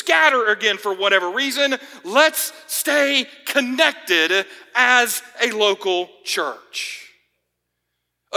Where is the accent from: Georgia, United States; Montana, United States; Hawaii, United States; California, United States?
Georgia, United States; now in Florida, United States; my home state